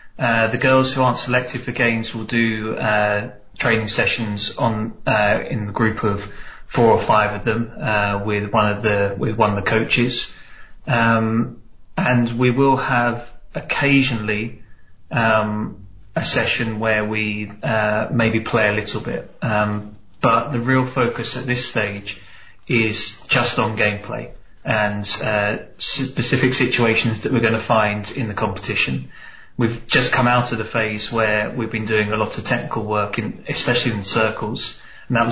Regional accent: England, United Kingdom; moved away as an adult; now in Spain; my home country of England

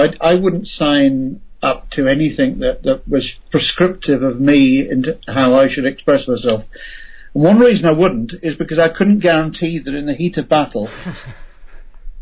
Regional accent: United Kingdom; as a Brit, and rather obviously a Brit at times

